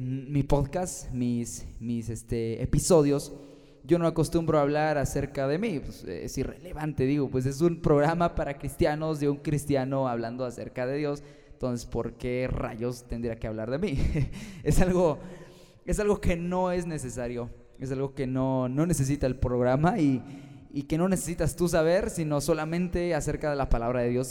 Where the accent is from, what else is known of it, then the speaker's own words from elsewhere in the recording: Guanajuato, Mexico; yo soy de Guanajuato, México, y tengo 21 años